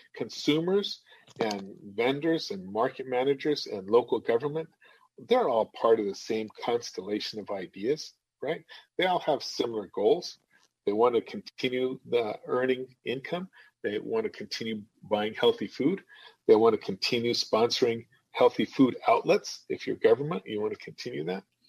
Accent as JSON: {"language": "English", "region": "New Mexico", "country": "United States", "moved": "as an adult", "lives_now": "Madison, United States", "said": "I'm from the Southwest. I'm from New Mexico, right? And uh, when I moved here to the Midwest, when we moved here 16 years ago"}